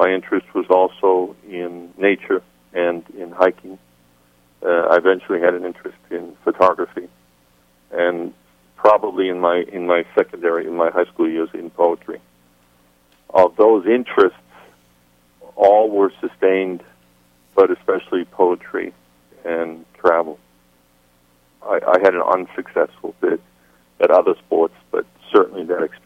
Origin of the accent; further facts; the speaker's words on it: Winchester, Massachusetts, United States; moved away as an adult; also born or lived in Malden, Massachusetts / Cambridge, Massachusetts / Zambia / Botswana; I grew up on the North Shore of Boston. I was born, my parents were living in Malden, Massachusetts. When I was a very young child, they moved to Winchester